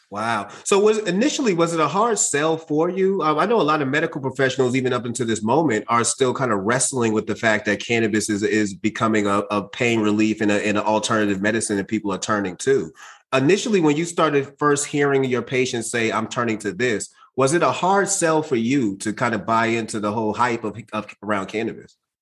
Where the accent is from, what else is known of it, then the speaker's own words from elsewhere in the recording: Boston, Massachusetts, United States; I'm from Boston. I'm from Mattapan, as I mentioned, and I, I grew up around a, a, lot of Haitians